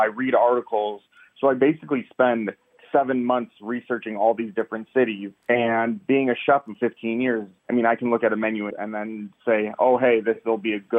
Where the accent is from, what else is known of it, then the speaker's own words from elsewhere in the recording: Detroit, Michigan, United States; We start at my hometown, Detroit, Michigan.